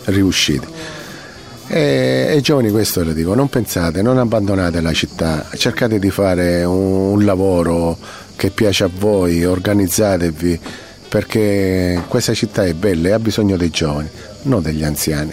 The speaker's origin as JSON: {"language": "Italian", "region": "Sicily", "country": "Italy", "said": "come siciliano"}